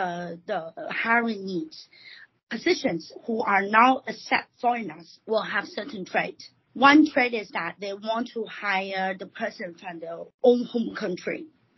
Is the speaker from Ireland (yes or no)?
no; Taiwan; also born or lived in America / Guangzhou; now in China; I was born and raised in Taiwan and studied in America.